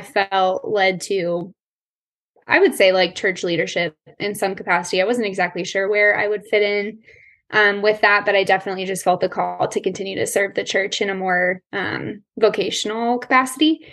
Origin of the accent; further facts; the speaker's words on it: Colorado, United States; I was born and raised in Colorado. I'm still here